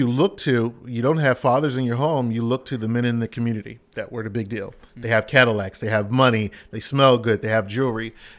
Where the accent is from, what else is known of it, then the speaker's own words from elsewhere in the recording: Philadelphia, Pennsylvania, United States; Yes, from Philadelphia. Born and raised.